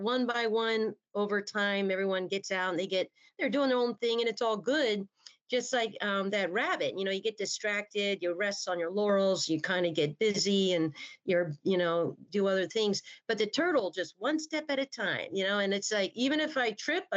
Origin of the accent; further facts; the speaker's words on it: Baltimore, Maryland, United States; I'm originally from Baltimore, Maryland.